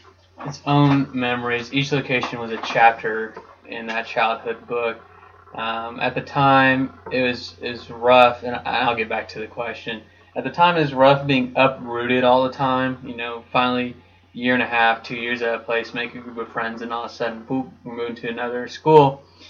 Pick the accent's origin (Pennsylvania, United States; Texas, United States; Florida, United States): Texas, United States; also born or lived in New Hampshire; Playing Little League, Sandlot, the Little Rascal kind of thing growing up in Texas is great. In New Hampshire, I didn't like the cold, to be frank.